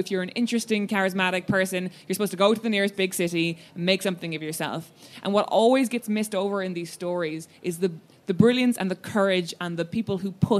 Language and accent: English; Cork, Munster, Ireland; I'm from Cork, so Frank O'Connor was pushed on me a lot, and I enjoyed it.